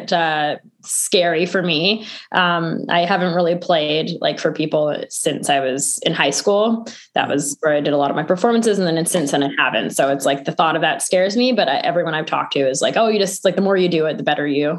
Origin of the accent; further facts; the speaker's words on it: suburb of Vancouver, British Columbia, Canada; I've been here my whole life. So in not specifically Vancouver, but like a suburb of Vancouver.